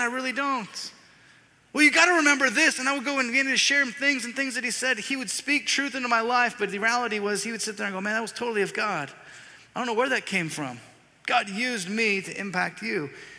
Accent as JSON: {"language": "English", "region": "the South", "country": "United States", "said": "Well, here's my idea. I'm from the South. I want to boil up 200 pounds of crawfish, dump them out on the table, and then everyone comes out."}